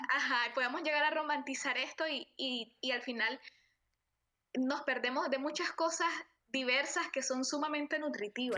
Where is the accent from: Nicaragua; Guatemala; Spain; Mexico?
Nicaragua; moved away as an adult; estos dos años fuera de mi país, eh, el tema con Centroamérica es algo que he venido trabajando también, o sea, el, de mi identidad como centroamericana